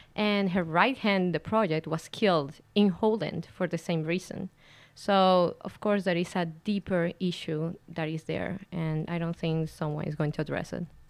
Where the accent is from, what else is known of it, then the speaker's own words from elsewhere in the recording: Venezuela; moved away as an adult; now in Canada; I am a lawyer from Venezuela